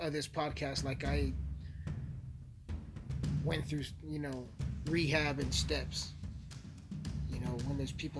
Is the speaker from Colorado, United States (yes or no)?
yes; Colorado, United States; I'm from Colorado